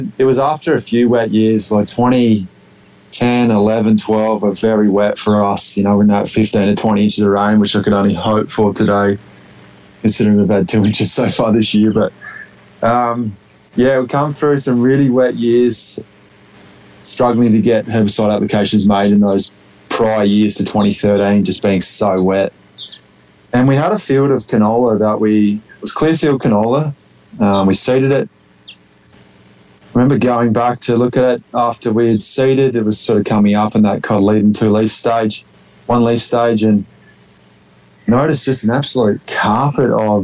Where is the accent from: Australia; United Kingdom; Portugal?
Australia; moved away as an adult; also born or lived in Saskatchewan, Canada; now in Osler, Canada; being a native Australian